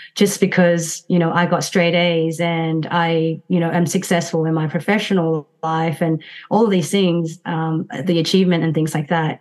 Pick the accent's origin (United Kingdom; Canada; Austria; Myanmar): Myanmar; moved away; went back to my home country which is burma